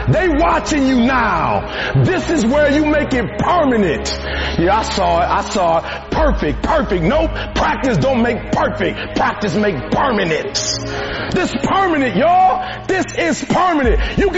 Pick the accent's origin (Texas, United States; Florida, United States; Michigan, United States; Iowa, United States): Michigan, United States; Detroit; I'm from Detroit, homeless.